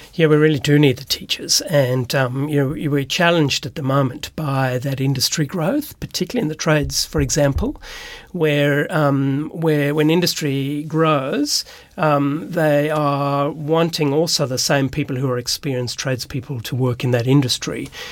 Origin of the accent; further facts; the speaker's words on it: Cape Town, Western Cape, South Africa; moved away as an adult; also born or lived in Sydney, Australia; now in Australia; I grew up in South Africa, in Cape Town, beautiful place